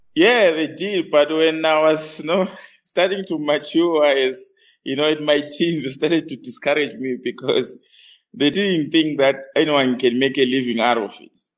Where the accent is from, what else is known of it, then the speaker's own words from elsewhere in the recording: Bulawayo, Zimbabwe; moved away as an adult; now in Johannesburg, South Africa; I was born in Bulawayo, Matabeleland.